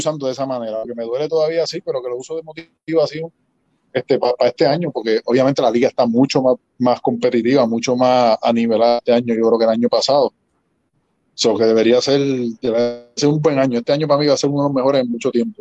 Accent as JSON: {"language": "Spanish", "town": "Arecibo", "country": "Puerto Rico", "tie": "born or raised there", "said": "yo nací en Arecibo"}